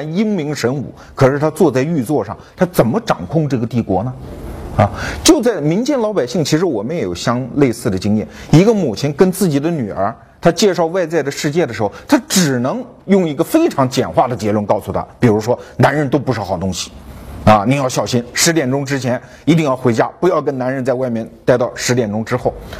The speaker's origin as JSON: {"language": "Chinese", "town": "Guangzhou", "region": "Guangdong", "country": "China", "said": "我们广州人和他们外地人之间的这一盘账，"}